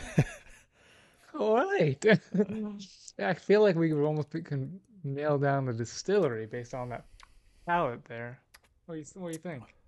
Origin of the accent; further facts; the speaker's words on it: Alabama, United States; I'm from Alabama